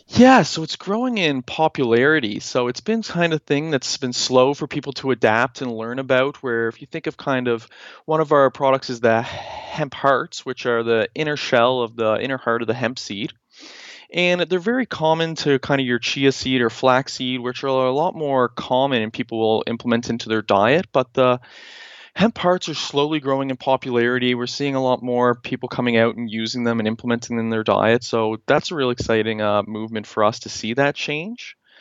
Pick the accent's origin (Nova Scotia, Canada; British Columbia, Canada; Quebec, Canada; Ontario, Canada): Nova Scotia, Canada; Halifax; moved away as an adult; also born or lived in Newfoundland; I am from Halifax, Nova Scotia